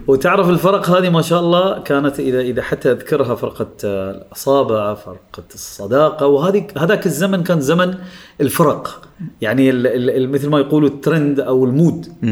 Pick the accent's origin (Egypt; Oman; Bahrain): Oman; من عمان انا الوحيد اللي كنت موجود